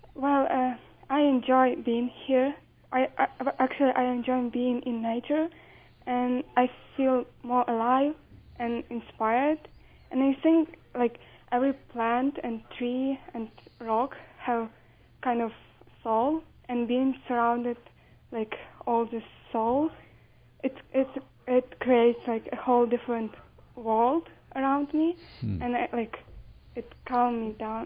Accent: Ukraine; English is a second language; now in Utah, United States; I am from Ukraine

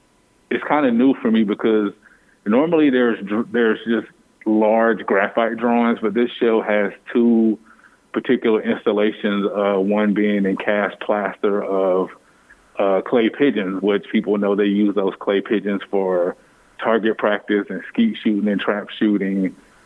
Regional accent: United States; I'm still a patriot. I'm still an American, but it's really hard to reckon with being in a place that sometimes you never feel the reciprocity of that love.

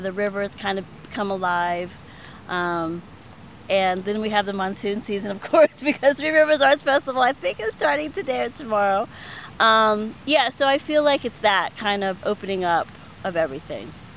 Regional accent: Pittsburgh, Pennsylvania, United States; I'm from Pittsburgh, and I was born on the South Side and grew up on the North Side.

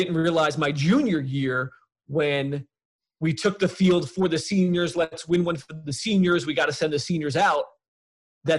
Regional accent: Long Island, New York, United States; When I was growing up on Long Island

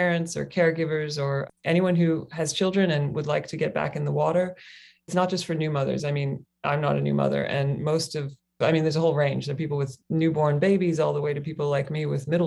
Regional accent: Kentucky, United States; moved away as an adult; also born or lived in Australia; now in Hawaii, United States; I grew up in Kentucky on the mainland.

